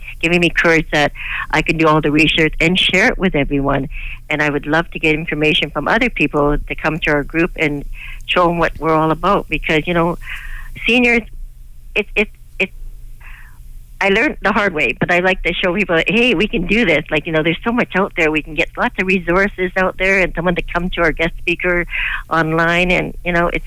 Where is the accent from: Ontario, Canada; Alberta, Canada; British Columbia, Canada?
British Columbia, Canada; Victoria; now in Burnaby, Canada; I was raised and born in Victoria